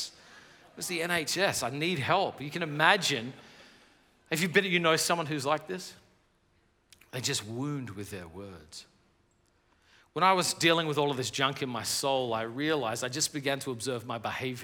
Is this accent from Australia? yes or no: yes; Australia; now in United States; I live in America, but I'm from Australia